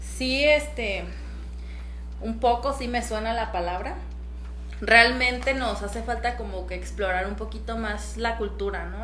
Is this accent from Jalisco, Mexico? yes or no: yes; Jalisco, Mexico; soy de aquí, de Jalisco, muy cerquita también